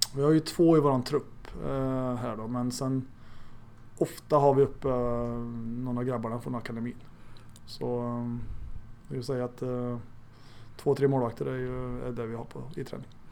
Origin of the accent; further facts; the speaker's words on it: Arvika, Värmland, Sweden; also born or lived in Stockholm; now in Örebro, Sweden; i Arvika där jag växte upp